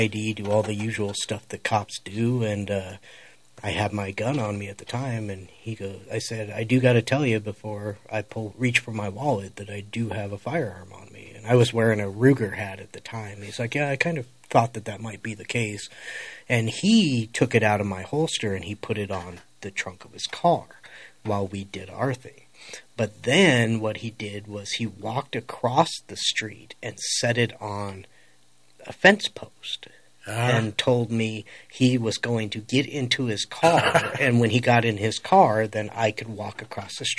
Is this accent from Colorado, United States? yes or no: yes; Colorado, United States; I'm from Colorado